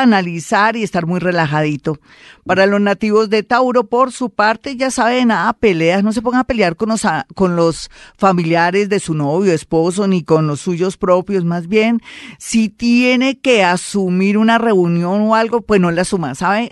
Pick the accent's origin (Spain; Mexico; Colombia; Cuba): Colombia; somos unos colombianos